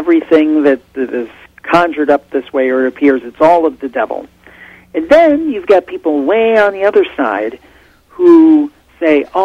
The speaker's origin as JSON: {"language": "English", "region": "Ohio", "country": "United States", "said": "I'm from Ohio, and she's from the same area of Ohio as I am"}